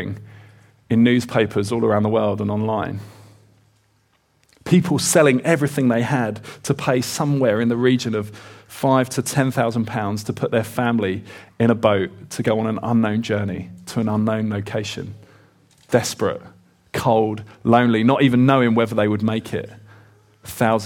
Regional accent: Kent, South East England, United Kingdom; I grew up in Kent in the southeast

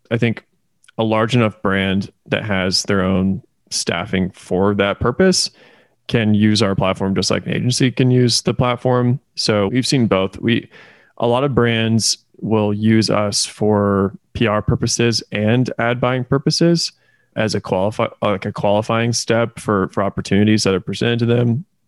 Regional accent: Indiana, United States; also born or lived in Kentucky; now in Oklahoma City, United States; I am originally from Indiana. I moved then to Kentucky, and now I live in Oklahoma City.

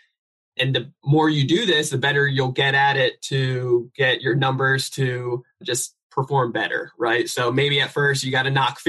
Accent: New Jersey, United States; now in San Diego, United States; I'm originally from New Jersey. I live out here in sunny San Diego, California

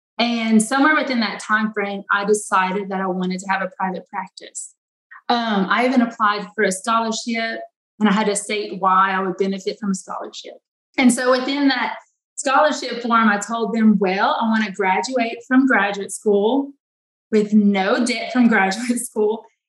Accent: Eunice, Louisiana, United States; I am from Eunice, Louisiana.

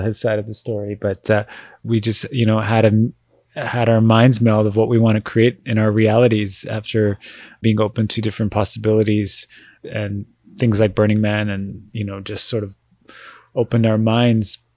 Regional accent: Vancouver, British Columbia, Canada; we're born and raised in Vancouver

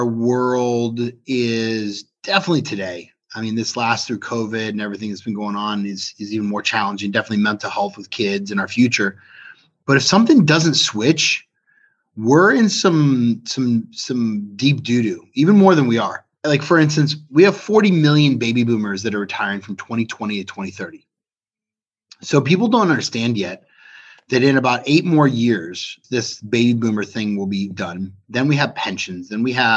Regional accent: Cupertino, California, United States; also born or lived in Los Angeles, California / Arizona / Texas / Kentucky; now in South Florida, United States; I grew up in Cupertino, California

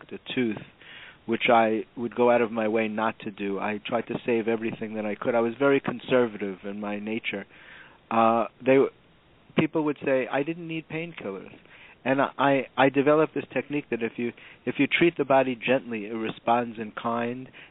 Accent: New York City, New York, United States; I grew up in the Bronx in a very middle-class background.

